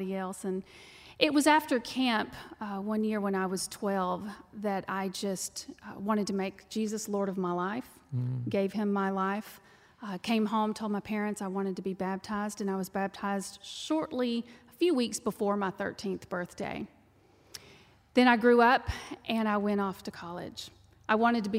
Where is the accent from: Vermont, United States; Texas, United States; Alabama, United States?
Texas, United States; accent: twang; you can tell by the twang that I'm from Texas. I was raised on a dirt ranch.